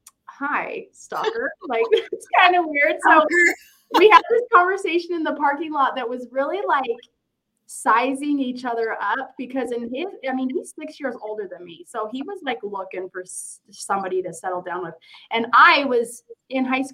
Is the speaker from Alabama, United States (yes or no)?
no; Ogden, Utah, United States; I was born and raised in Ogden, Utah.